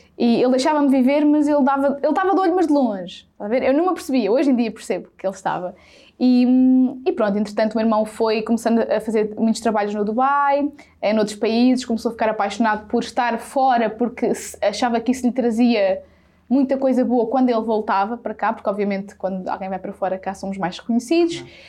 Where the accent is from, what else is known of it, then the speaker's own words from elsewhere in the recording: Sátão, Centro, Portugal; eu sou do Sátão, que é uma terrinha, um conselho a mais ou menos 18, 19 km de Viseu. Portanto, eu não nasci na cidade e sou zero da cidade